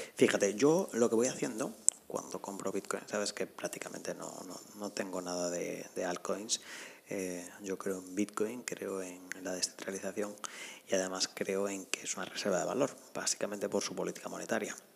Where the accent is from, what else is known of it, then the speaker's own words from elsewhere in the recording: Spain; me apetecía estar en mi país, en España, pero no en la zona norte